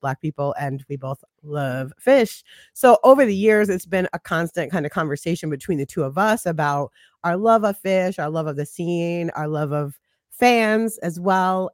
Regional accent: New York City, New York, United States; now in Charlotte, United States; I'm from Brooklyn, New York. I'm from Flatbush

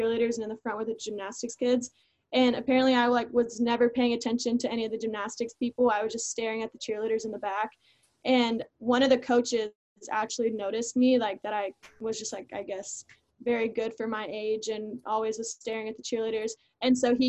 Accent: Houston, Texas, United States; also born or lived in England; I'm from Houston

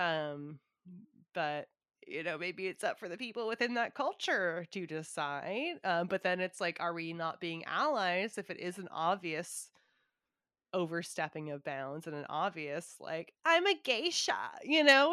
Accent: Southern California, United States; I grew up in SoCal

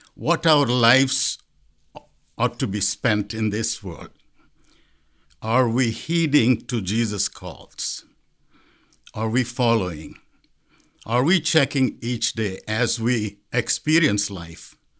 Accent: India; moved away as an adult; now in Columbia Heights, United States; Growing up in India

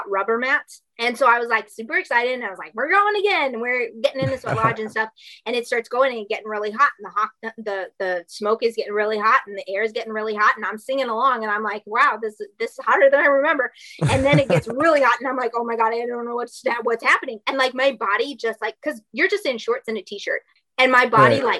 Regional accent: Minnesota, United States; moved away; I'm a Minnesota girl, and I came down here

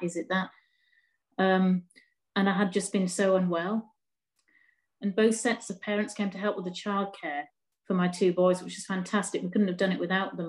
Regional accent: Durham, North East England, United Kingdom; also born or lived in Newcastle; I was born in Durham, which is about 15 miles away

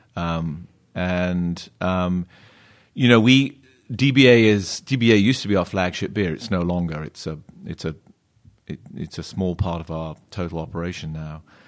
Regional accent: Plymouth, South West England, United Kingdom; now in California, United States; I grew up in a sleepy little county called Devon, um, and just outside of a town called Plymouth

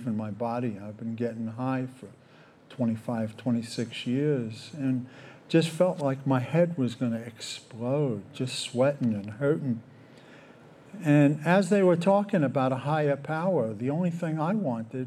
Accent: New York, United States; I grew up in New York and parents separated when I was 12

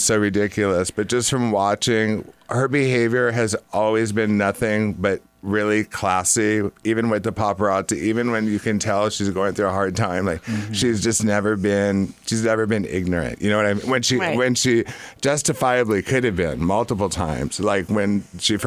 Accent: Orange County, California, United States; I'm from Orange County

